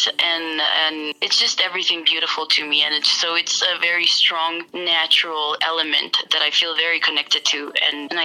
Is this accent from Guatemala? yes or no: yes; Guatemala City, Guatemala Department, Guatemala; I'm actually in my home country, Guatemala.